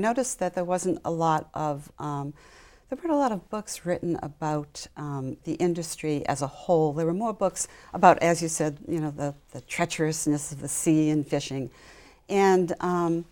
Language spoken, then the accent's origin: English; Wakefield, Massachusetts, United States; I grew up in Wakefield